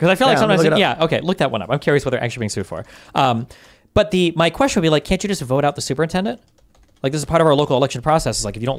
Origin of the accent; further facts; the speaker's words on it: Nebraska, United States; if I started to see people show up from like California or Wyoming, we're from Nebraska